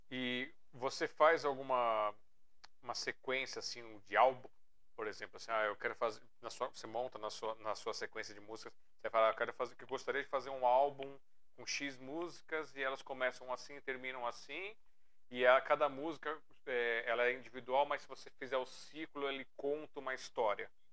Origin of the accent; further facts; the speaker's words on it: Brazil; eu sou brasileiro demais